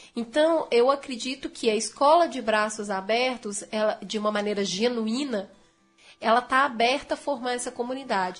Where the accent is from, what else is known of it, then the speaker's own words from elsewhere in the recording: Belo Horizonte, Minas Gerais, Brazil; estudei em Belo Horizonte, eu sou de Belo Horizonte. Estudei em escola pública, municipal e estadual